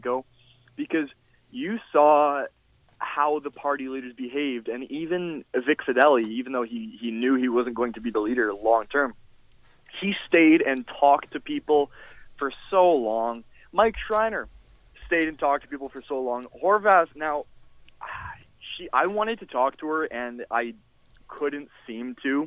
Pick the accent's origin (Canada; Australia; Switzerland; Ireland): Canada; Whitby, Ontario; also born or lived in Toronto / Vaughan; Whitby, my hometown